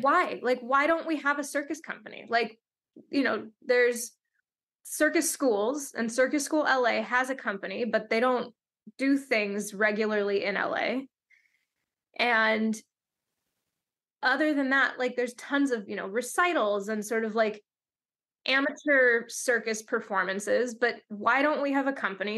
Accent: Seattle, Washington, United States; now in Los Angeles, United States; I grew up in Seattle

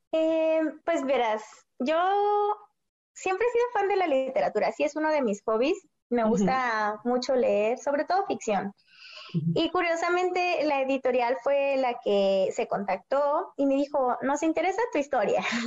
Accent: Mexicali, Baja California, Mexico; yo soy de Mexicali, entonces vivo en la frontera

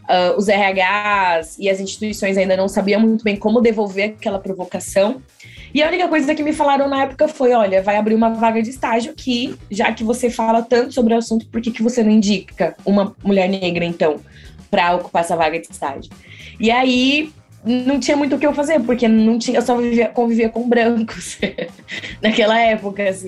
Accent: São José dos Campos, São Paulo, Brazil; Sou Relações Públicas de formação, tenho 28 anos, sou do interior de São Paulo, de São José dos Campos

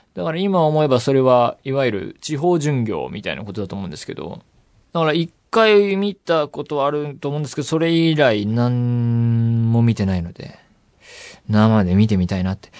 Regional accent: Saitama, Japan; 私埼玉県出身

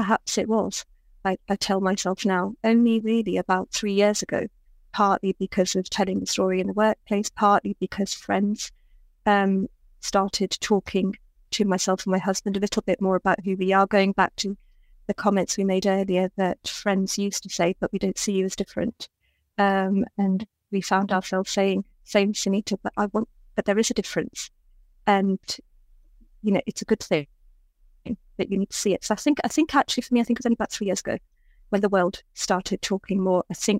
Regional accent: Birmingham, West Midlands, United Kingdom; I'm a Brummie.

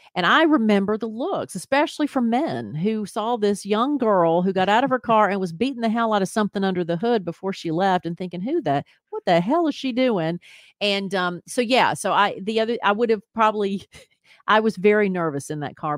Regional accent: Columbia, Tennessee, United States; MTSU was close to my hometown of Columbia, Tennessee

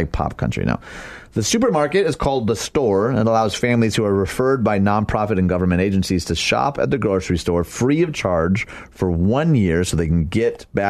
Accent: Dearborn, Michigan, United States; my hometown of Dearborn, Michigan

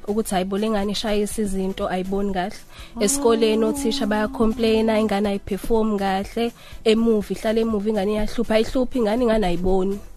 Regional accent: Ndwebu, near Highflats, KwaZulu-Natal, South Africa; ngisuka eNdwebu ngase High Flats

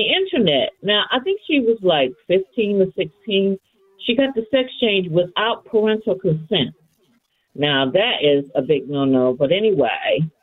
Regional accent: St. Louis, Missouri, United States; moved away as an adult; I grew up in St. Louis, although I lived in other major cities. And I ended up moving back after the passing of my dad.

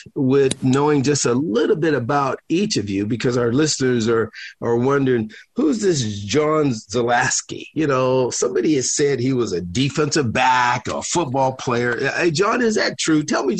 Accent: Pittsburgh, Pennsylvania, United States; I'm from Pittsburgh, Pennsylvania

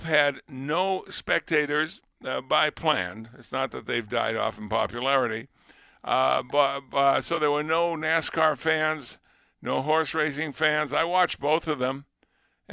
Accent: New England, United States; now in Buffalo, United States; I grew up in New England

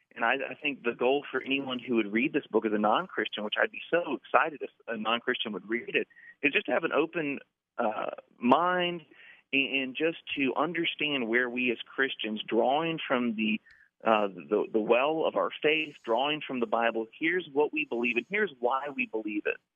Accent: Orlando, Florida, United States; I'm from Orlando, so that's part of my identity. I'm from Orlando

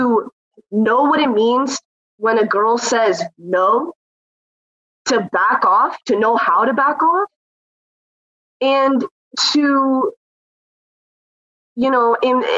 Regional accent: Pakistan; I'm from Pakistan. I've grown up with that culture

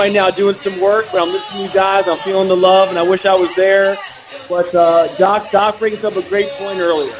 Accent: Montgomery County, Maryland, United States; I'm 54 years old. I'm also from Montgomery County.

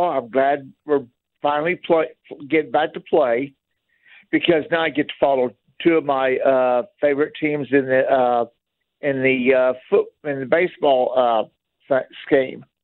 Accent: Texas, United States; now in Edwardsville, United States; I'm originally from Texas.

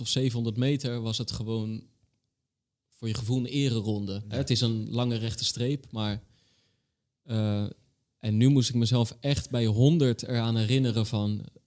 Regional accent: Rotterdam, South Holland, Netherlands; ik ben een Rotterdammer

